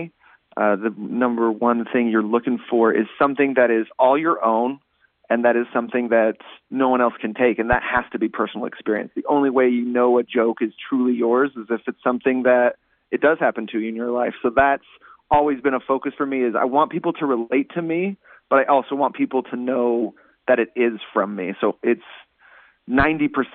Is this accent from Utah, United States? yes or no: yes; Utah, United States; Utah, which is my home state